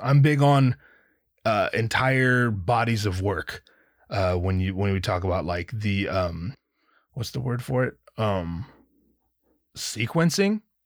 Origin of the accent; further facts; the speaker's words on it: Anaheim, California, United States; I'm from Anaheim